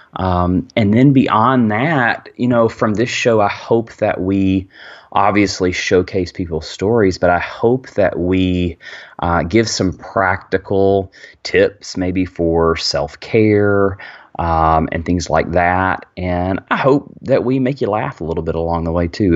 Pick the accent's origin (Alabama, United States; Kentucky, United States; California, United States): Alabama, United States; Birmingham; I am from Birmingham, Alabama